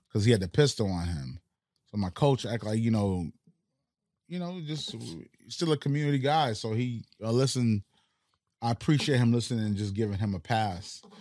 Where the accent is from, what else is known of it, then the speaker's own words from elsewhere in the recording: Northeast, United States; first language Haitian Creole; English is a second language; also born or lived in Haiti / Florida; I grew up in the Northeast where I was around more American-speaking communities